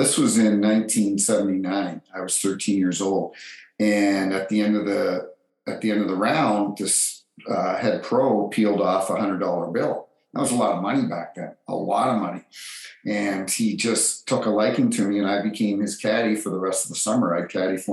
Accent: New Brunswick, Canada; also born or lived in Toronto, Ontario; I was born in Toronto and was put up for adoption, and a few months later was adopted. The family then moved to New Brunswick and grew up

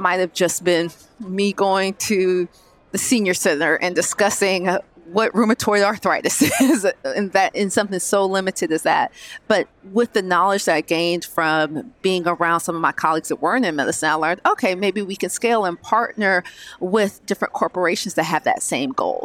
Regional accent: Georgia, United States; I'm originally from Georgia

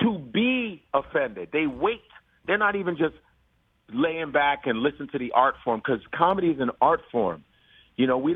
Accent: Chicago, Illinois, United States; growing up in Chicago

